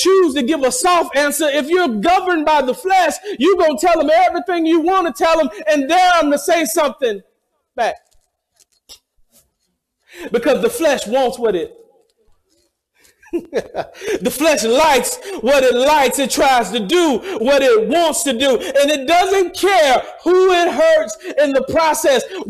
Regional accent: the South, United States; moved away; I'm from the South

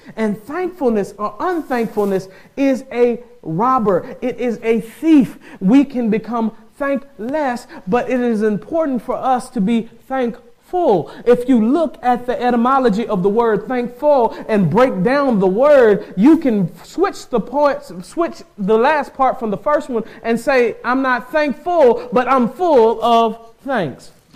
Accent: the South, United States; I'm from the South

